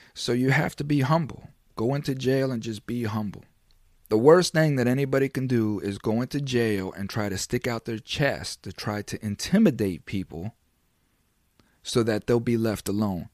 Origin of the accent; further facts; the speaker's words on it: Florida, United States; I'm from Florida